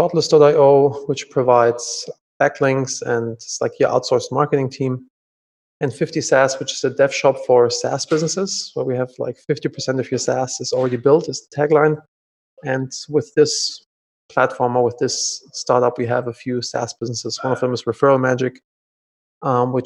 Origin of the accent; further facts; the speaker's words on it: Germany; moved away as an adult; I'm originally from Germany